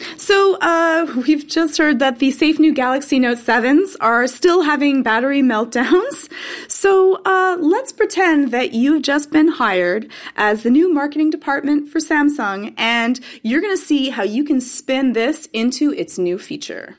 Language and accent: English; Canada; I'm Canadian